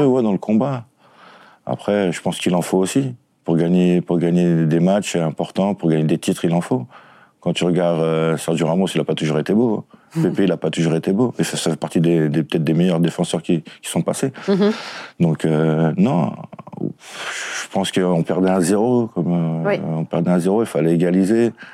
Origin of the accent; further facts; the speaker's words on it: Créteil, Île-de-France, France; je venais on va dire de Créteil, quartier difficile